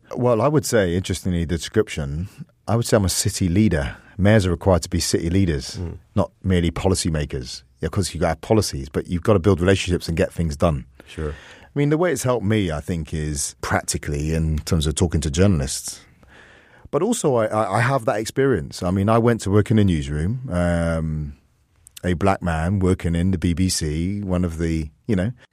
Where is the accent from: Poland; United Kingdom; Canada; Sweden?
United Kingdom; England; I'm full English, I'm full Jamaican, I'm full Welsh, and I want to be fullness in my Irishness